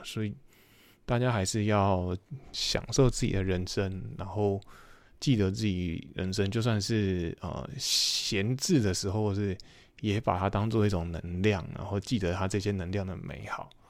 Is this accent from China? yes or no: no; Taiwan; moved away; 英文是最大，最重要的，呃，对于我们台，台湾人是第二语言